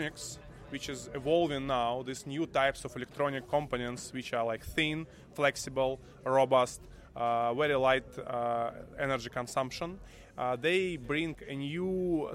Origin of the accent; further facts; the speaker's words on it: Moscow, Russia; also born or lived in Berlin / Troitsk; I'm originally from Moscow